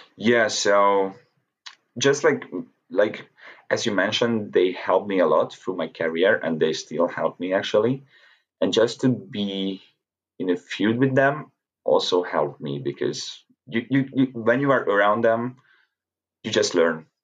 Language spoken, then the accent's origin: English; Hungary; to be with these people in my home country